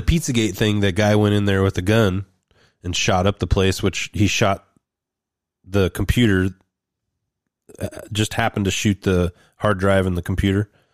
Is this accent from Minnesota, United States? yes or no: no; Roseburg, Oregon, United States; my hometown of Roseburg at the community college up in Oregon